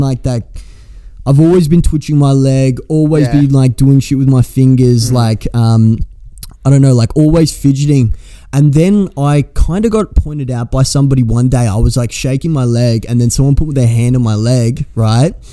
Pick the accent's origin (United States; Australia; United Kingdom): Australia; I'm from Australia.